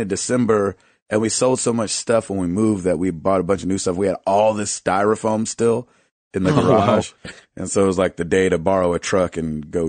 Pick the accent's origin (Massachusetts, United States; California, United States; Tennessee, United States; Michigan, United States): Michigan, United States; Kalamazoo; I told you I was from Kalamazoo.